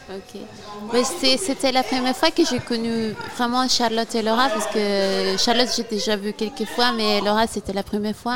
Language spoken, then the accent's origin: French; Italy; Oui, je viens d'Italie